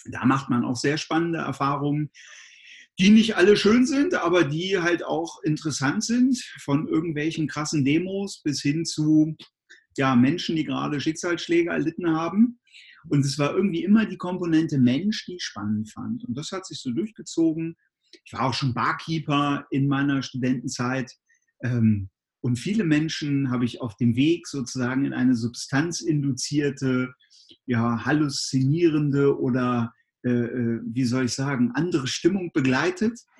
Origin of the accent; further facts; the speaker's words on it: Göttingen, Lower Saxony, Germany; ja, ich komme auch aus Göttingen, du bist ja auf der anderen Seite der Stadt sozusagen noch ein bisschen weiter raus auf dem Lande.